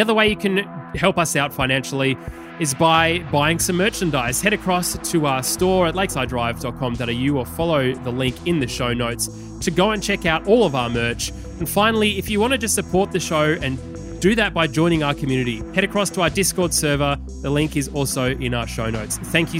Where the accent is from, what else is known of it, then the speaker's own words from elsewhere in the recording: Australia; because I'm Australian?